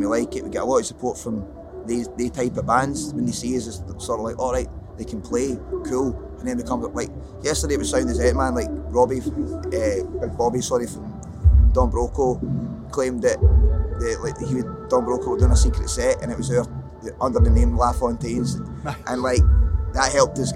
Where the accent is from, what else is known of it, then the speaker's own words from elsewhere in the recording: Scotland, United Kingdom; I'm Scottish